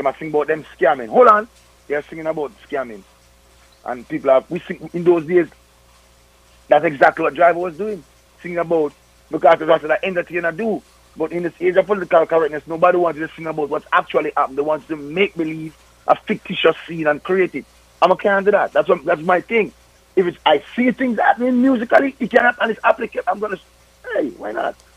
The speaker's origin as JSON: {"language": "English", "country": "Jamaica", "said": "all we are Jamaican."}